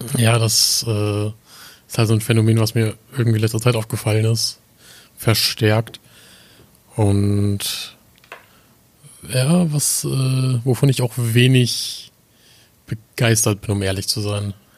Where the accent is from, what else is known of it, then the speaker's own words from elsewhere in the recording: the North, Northern Germany, Germany; komme aus dem wunderschönen Norden